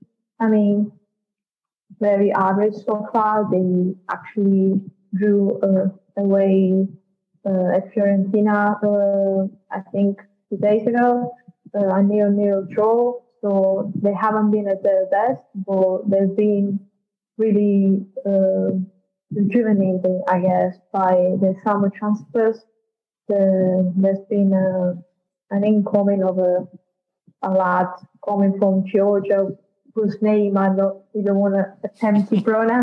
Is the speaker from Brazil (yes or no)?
no; Naples, Campania, Italy; I was born and bred in Napoli, my hometown